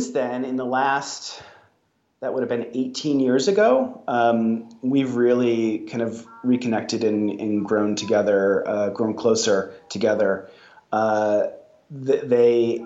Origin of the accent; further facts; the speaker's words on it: Kalamazoo, Michigan, United States; moved away; I grew up in Southwest Michigan